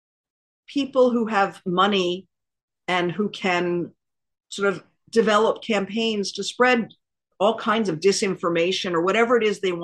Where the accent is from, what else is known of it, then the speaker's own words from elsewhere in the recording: Washington, District of Columbia, United States; I grew up in Washington, D.C., and I was at school there